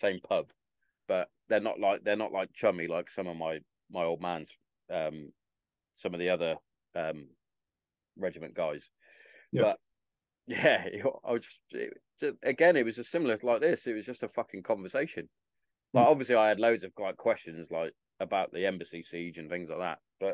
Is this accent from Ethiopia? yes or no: no; Hereford, West Midlands, United Kingdom; accent: Herefordian; moved away as an adult; also born or lived in Carterton / Bury St Edmunds; I grew up in Hereford.